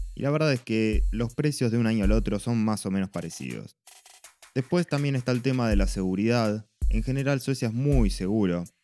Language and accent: Spanish; Buenos Aires, Argentina; moved away as an adult; vengo de Buenos Aires